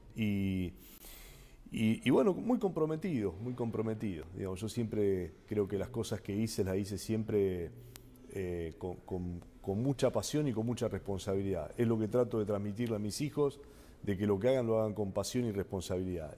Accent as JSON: {"language": "Spanish", "town": "Rosario", "region": "Santa Fe", "country": "Argentina", "said": "Soy un rosarino, de, me, siento un rosarino de pura cepa"}